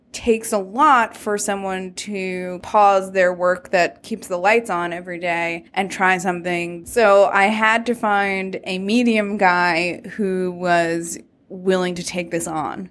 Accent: New York, United States; So I'm from New York. After college, I moved back to Brooklyn

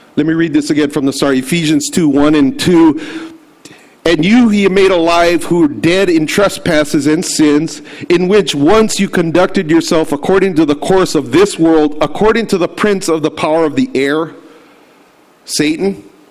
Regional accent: United States; to be affiliated as an American

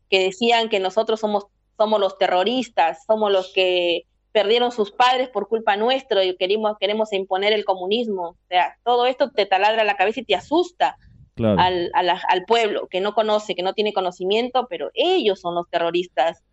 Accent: Peru; moved away as an adult; now in Argentina; decidimos emprender eh, ese viaje para buscar oportunidades fuera, porque dentro de tu país no tenías oportunidades

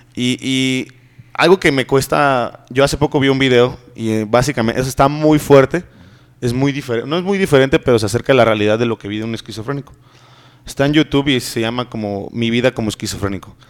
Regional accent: northern Mexico, Mexico; moved away; nosotros aquí como mexicanos vivimos en una sociedad muy machista

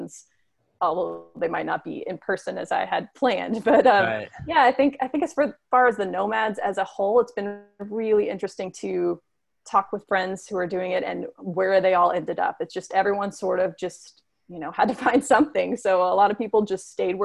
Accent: United States; As an American

